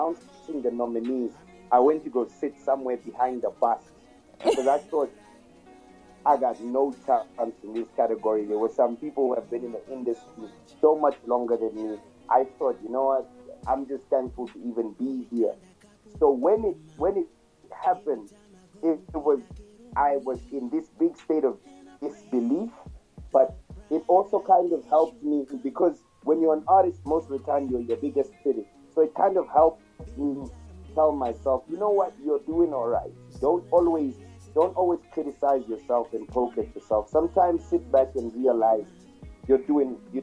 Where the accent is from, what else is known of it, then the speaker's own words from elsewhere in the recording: Kenya; now in Namibia; Kiswahili, because I'm Kenyan